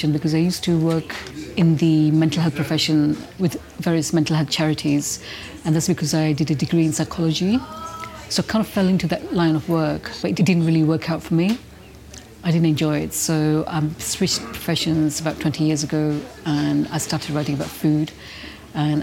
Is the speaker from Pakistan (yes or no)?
no; India; I'm Indian